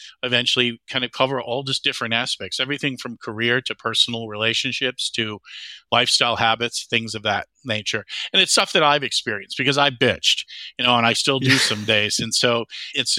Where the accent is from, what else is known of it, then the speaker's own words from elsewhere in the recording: Whitefish Bay, Wisconsin, United States; moved away as an adult; also born or lived in Charleston, South Carolina / Madison, Wisconsin; I grew up in Whitefish Bay is a suburb of Milwaukee. So I grew up there